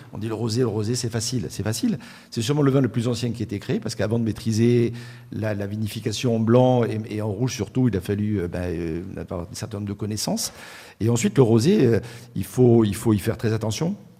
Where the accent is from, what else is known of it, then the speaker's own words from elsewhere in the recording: Marseille, Provence-Alpes-Côte d'Azur, France; Je suis né à Marseille